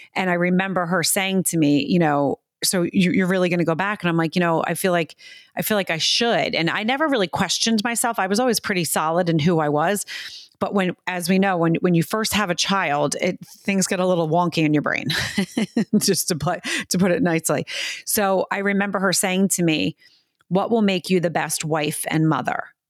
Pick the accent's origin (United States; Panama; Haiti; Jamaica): United States; also born or lived in New York City, United States; I grew up in America.